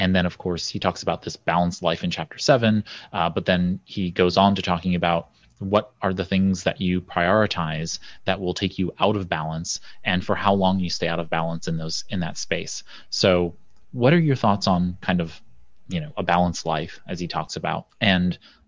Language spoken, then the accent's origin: English; New York City, New York, United States; I'm a guy from Brooklyn